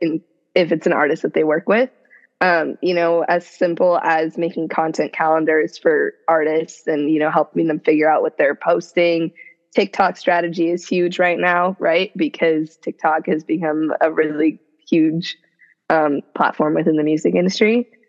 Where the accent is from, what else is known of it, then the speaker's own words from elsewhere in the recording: Seattle, Washington, United States; moved away as an adult; now in Los Angeles, United States; I'm originally from Seattle, which is where I grew up